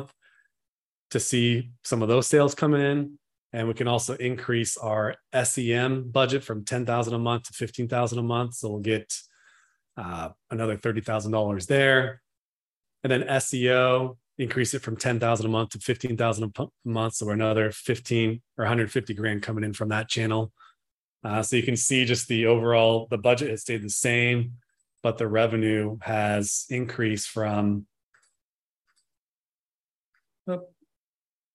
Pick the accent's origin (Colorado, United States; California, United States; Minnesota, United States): California, United States; Northern; I'm from Northern California